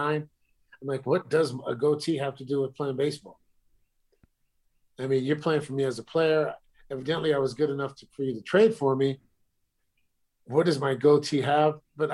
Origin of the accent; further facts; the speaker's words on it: California, United States; I'm from California